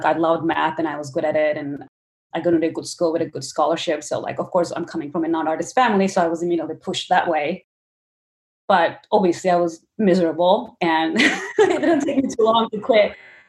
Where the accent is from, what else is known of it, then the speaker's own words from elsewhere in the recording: Istanbul, Turkey; moved away; Growing up in Turkey, it's very different than growing up in US.